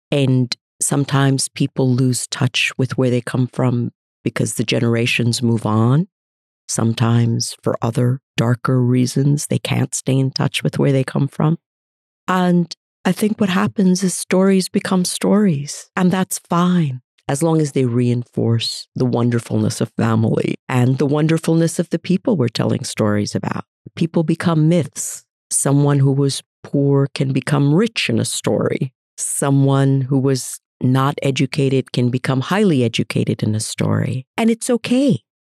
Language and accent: English; United States; also born or lived in India; grew up in America.